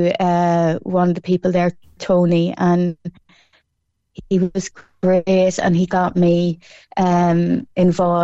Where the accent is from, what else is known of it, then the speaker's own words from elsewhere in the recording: Cork, Munster, Ireland; my hometown of Colleville and Cross Midland